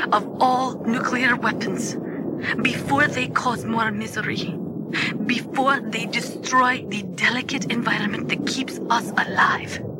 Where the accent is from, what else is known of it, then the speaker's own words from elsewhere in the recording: Pripyat, Kyiv Oblast, Ukraine; I was born and raised in Pripyat, Ukraine. I was 10 years old on that day, April 26, 1986.